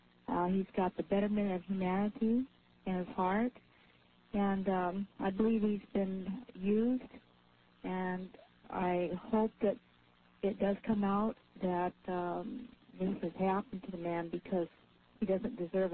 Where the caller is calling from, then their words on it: Anchorage, Alaska, United States; I'm from Anchorage.